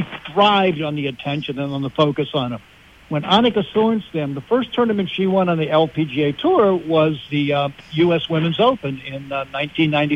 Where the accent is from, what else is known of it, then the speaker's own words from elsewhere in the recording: Western Pennsylvania, United States; I grew up in Western Pennsylvania